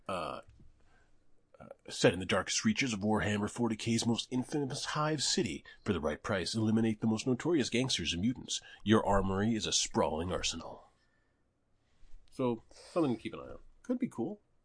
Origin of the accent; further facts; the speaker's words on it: Canada; as a Canadian